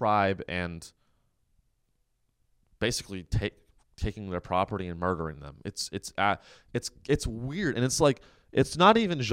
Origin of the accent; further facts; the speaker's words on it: Silicon Valley, California, United States; I'm from the Silicon Valley